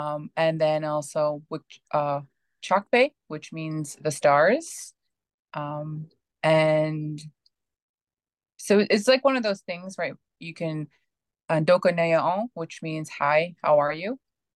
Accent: Ocean Man First Nation, Saskatchewan, Canada; now in Regina, Canada; I am a Nakota from Ocean Man First Nation here in Saskatchewan. And currently, I live in Regina, which is about an hour and a half from my home community.

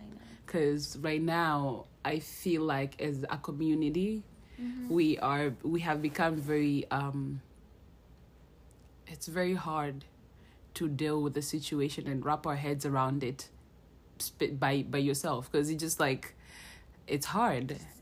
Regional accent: Kenya; also born or lived in Seattle, United States; now in United States; I'm Kenyan.

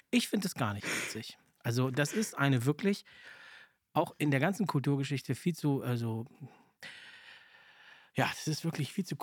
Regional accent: Czechia; ich komme ja aus der Tschechoslowakei mhm. und da gab es keinen Weihnachtsmann.

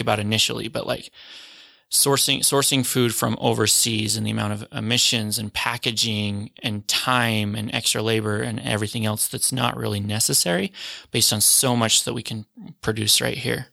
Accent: Salt Lake City, Utah, United States; I'm from Utah, or, I'm from Salt Lake.

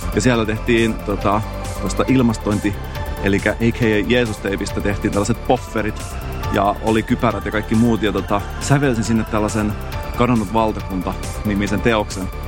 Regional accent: Salo, Southwest Finland, Finland; accent: Turku dialect; mä oon Salosta

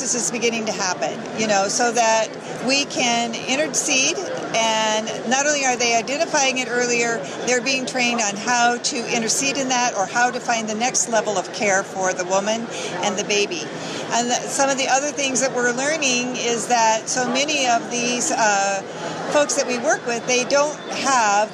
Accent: Bishop, California, United States; I'm from Bishop, California.

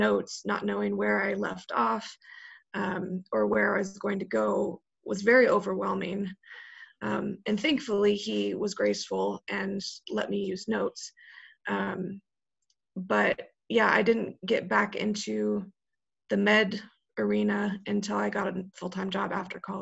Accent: Colorado, United States; moved away as an adult; also born or lived in Texas; now in Chicago, United States; I grew up in Colorado, I'm now in Chicago

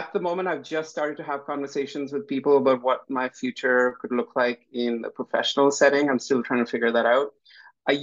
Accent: Vancouver, British Columbia, Canada; I grew up in Vancouver. I spent my entire professional career in Vancouver

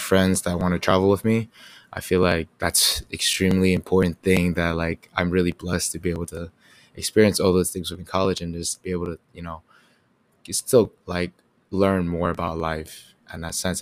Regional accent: Katy, Texas, United States; also born or lived in New York; now in College Station, United States; I was born in New York, and then I also moved to Katy, Texas around second grade

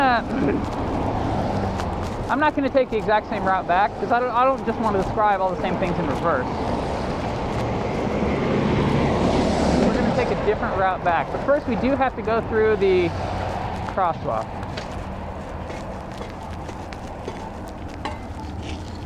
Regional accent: United States; I'm an American

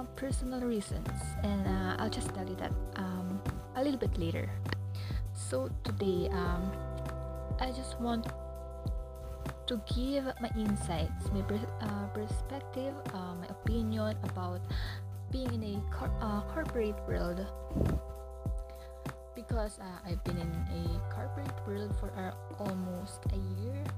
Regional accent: Philippines; also born or lived in Manila; I'm from the Philippines

